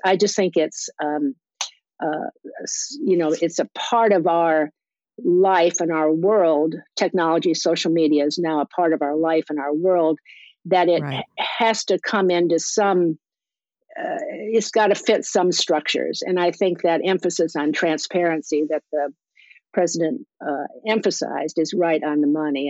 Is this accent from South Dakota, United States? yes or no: yes; South Dakota, United States; moved away; also born or lived in Iowa; I was born in Iowa, but I claim South Dakota as my uh, growing up state